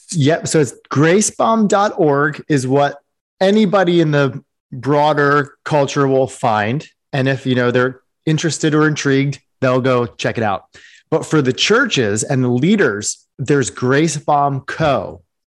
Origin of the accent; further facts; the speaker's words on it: East Coast, United States; I grew up on the East Coast.